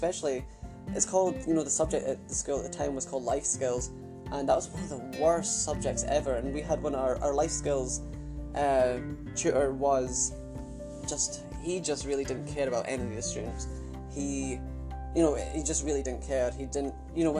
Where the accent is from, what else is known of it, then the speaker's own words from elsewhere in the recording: Arbroath, Scotland, United Kingdom; also born or lived in Adelaide, Australia / Carnoustie, Scotland; I moved from Adelaide to Arbroath, Scotland. So I kind of grew up in Arbroath and Coonassie, which is obviously, the county is called Angus, so yeah, that's just where I was obviously brought up.